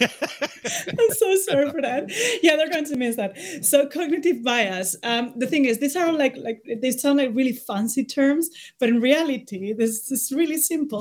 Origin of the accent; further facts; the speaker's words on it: Spain; moved away as an adult; I'm from Spain, uh, but I've been living abroad for the last ten years. I just came back because of the pandemic